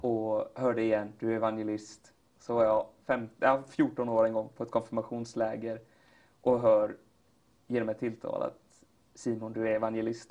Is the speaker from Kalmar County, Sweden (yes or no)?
no; Katrineholm, Södermanland, Sweden; also born or lived in Flekkefjord, Norway; now in Gothenburg, Sweden; Flyttade till Sverige och hamnade i Katrineholm